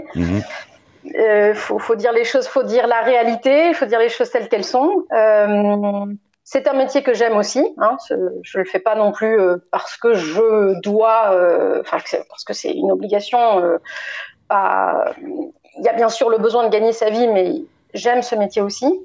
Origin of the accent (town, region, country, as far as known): Bordeaux, Nouvelle-Aquitaine, France; born or raised there; also born or lived in Lisieux, Normandy